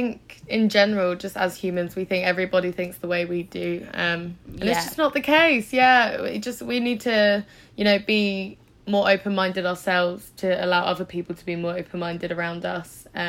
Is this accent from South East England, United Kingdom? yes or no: yes; Isle of Wight, South East England, United Kingdom; moved away as an adult; now in London, United Kingdom; I'm from the Isle of Wight, somewhere that's where I was born. And there's not a lot going on there.